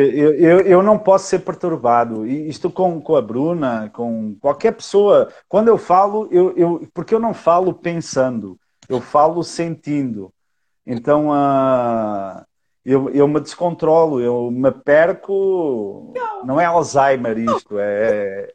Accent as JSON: {"language": "Portuguese", "country": "Portugal", "moved": "as an adult", "lives_now": "Brazil", "said": "eu sou português"}